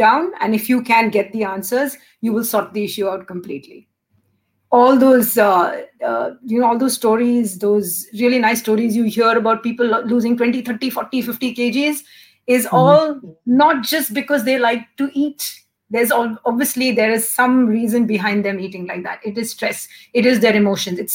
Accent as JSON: {"language": "English", "country": "India", "moved": "yes", "said": "I'm originally Indian."}